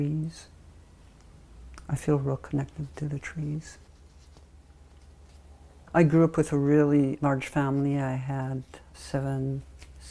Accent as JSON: {"language": "English", "town": "Hoonah", "region": "Alaska", "country": "United States", "tie": "born or raised there", "said": "Growing up in Huna, there was only 2 cars in the whole village."}